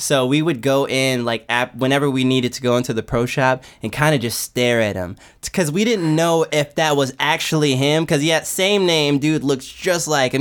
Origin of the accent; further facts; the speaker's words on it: Los Angeles, California, United States; I'm from like I'm from South Central LA, like West